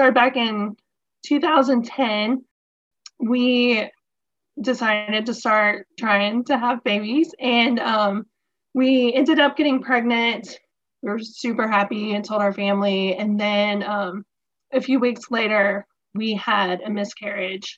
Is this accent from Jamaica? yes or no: no; Atlanta, Georgia, United States; moved away as an adult; also born or lived in South Carolina; now in Virginia, United States; I'm originally from Georgia, the Atlanta area, and I moved to South Carolina after college